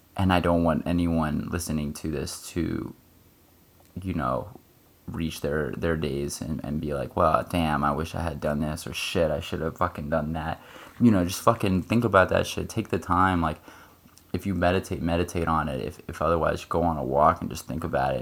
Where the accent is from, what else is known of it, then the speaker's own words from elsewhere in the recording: United States; I'm in the US and, you know, I'm an American